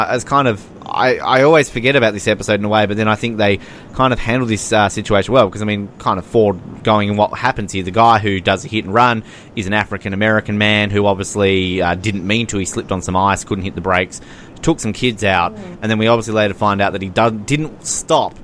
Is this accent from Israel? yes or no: no; Australia